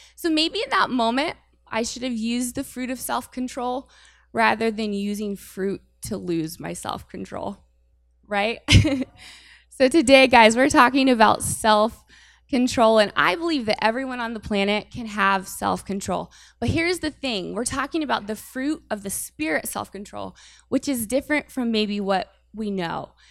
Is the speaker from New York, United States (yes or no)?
no; Urbana, Ohio, United States; moved away as an adult; now in Warren, United States; I am not from Warren. I am from Urbana, Ohio, and that's like four hours from here